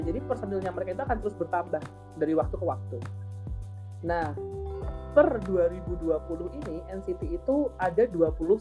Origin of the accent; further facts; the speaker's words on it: Java, Indonesia; accent: medok (Javanese); aku medok